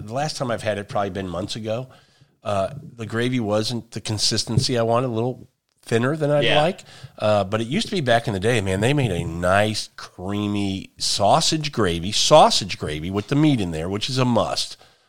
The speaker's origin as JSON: {"language": "English", "region": "Midwest", "country": "United States", "said": "It's growing though, because I'm from the Midwest, Kansas City, St. Louis, and kolache factories are up there now."}